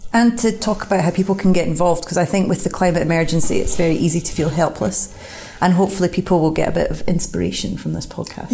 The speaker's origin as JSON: {"language": "English", "town": "Glasgow", "region": "Scotland", "country": "United Kingdom", "moved": "as an adult", "lives_now": "Edinburgh, United Kingdom", "said": "I live here. I'm not from here. I'm from Glasgow"}